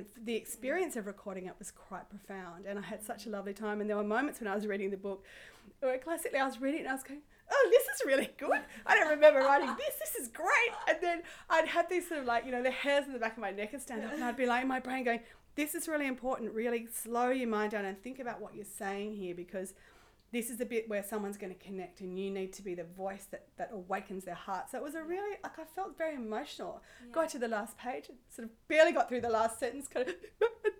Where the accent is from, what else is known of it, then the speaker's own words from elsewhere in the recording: Sydney, New South Wales, Australia; I grew up in Sydney